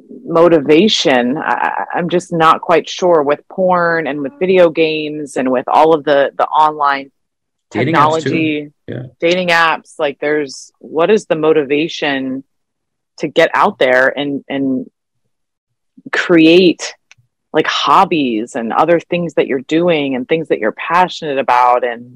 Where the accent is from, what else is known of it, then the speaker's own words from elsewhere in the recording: Arizona, United States; I grew up in Arizona